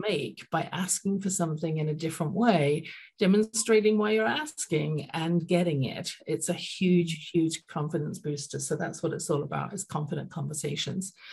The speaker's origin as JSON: {"language": "English", "region": "London", "country": "United Kingdom", "tie": "born or raised there", "moved": "yes", "lives_now": "Calgary, Canada", "said": "I grew up in London, England, as you can tell from my accent"}